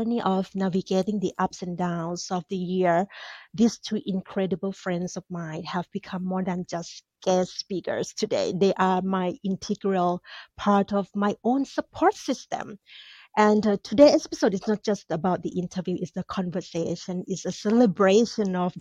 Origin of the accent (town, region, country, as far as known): Thailand; moved away as an adult; now in United States